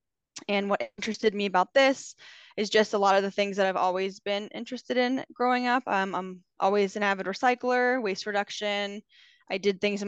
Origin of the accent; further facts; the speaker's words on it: Pittsburgh, Pennsylvania, United States; moved away as an adult; now in Clearwater, United States; I'm originally from Pittsburgh, Pennsylvania.